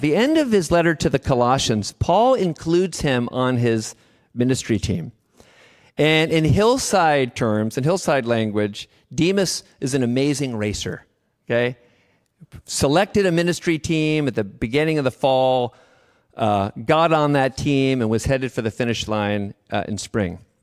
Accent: Davis, California, United States; I'm from Davis

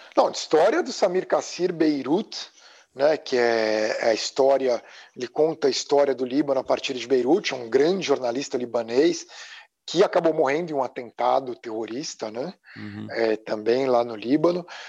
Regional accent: São Paulo, Brazil; moved away as an adult; now in United States; E eu cresci nos Jardins, em São Paulo

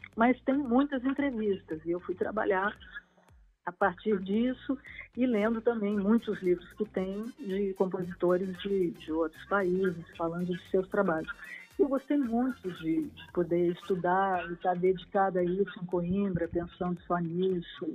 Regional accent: Porto Alegre, Rio Grande do Sul, Brazil; eu sou gaúcha

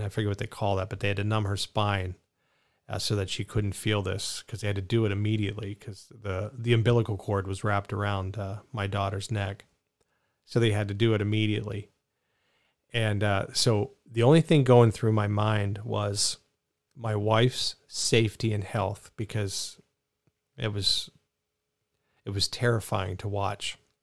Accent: Pittsburgh, Pennsylvania, United States; I kinda like jag off 'cause I grew up in Pittsburgh

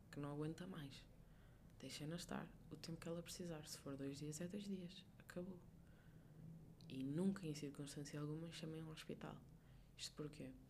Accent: Portugal; isso para um povo como nós, portugueses, que estamos habituados a ser calorosos

